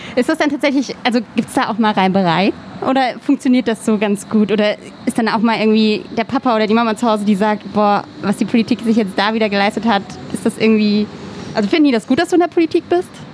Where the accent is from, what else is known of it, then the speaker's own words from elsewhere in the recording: Stromberg, Rhineland-Palatinate, Germany; now in Berlin, Germany; aus Stromberg ganz genau, aber das ist in der Nähe von Bingen